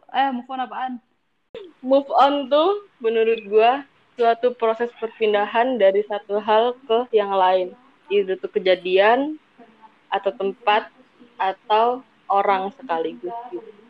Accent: East Java, Indonesia; Gue rasa enggak mentang-mentang gue Jawa Timur jadinya WIT.

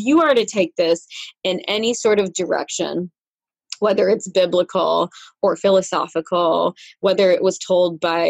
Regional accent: Rochester, New York, United States; born and raised in Rochester, New York

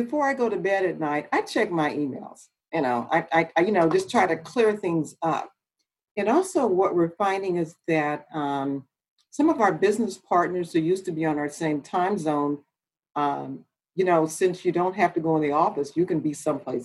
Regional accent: Los Angeles, California, United States; also born or lived in Oakland; I'm from Los Angeles, went to school there, and undergrad I went to Cal Poly Pomona.

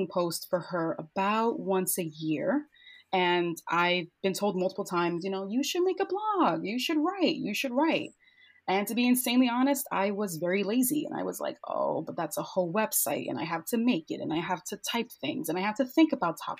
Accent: New York City, New York, United States; born and raised in Bushwick in Brooklyn, New York

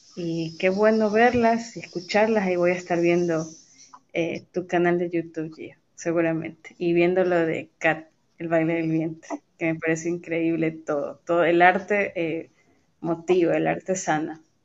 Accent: Guayaquil, Guayas, Ecuador; now in Riobamba, Ecuador; soy guayaquileña en nacimiento, pero vivo muchos años en Riobamba

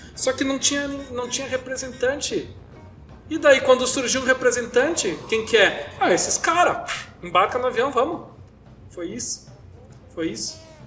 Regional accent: South Region, Brazil; a gente é do Sul, mas a gente é brasileiro

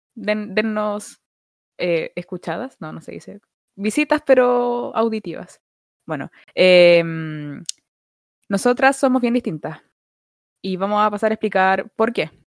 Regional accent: Santiago, Santiago Metropolitan Region, Chile; soy de Santiago, de la comuna de Budahuel

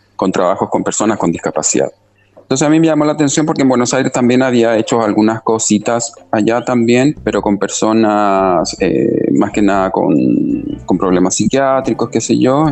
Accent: Chile; also born or lived in Argentina; now in Asunción, Paraguay; yo nací en Chile, eh, luego estuve un tiempo estudiando en Argentina también y luego eh, anclé acá en, Asunción.

